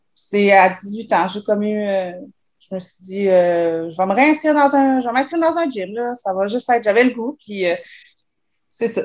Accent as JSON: {"language": "French", "town": "Quebec City", "region": "Quebec", "country": "Canada", "tie": "born or raised there", "said": "je suis née à Québec. en fond, j'ai toujours vécu ici"}